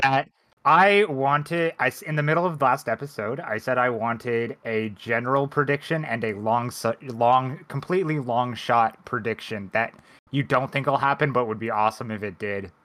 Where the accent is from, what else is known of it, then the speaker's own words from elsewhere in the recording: United States; my American brain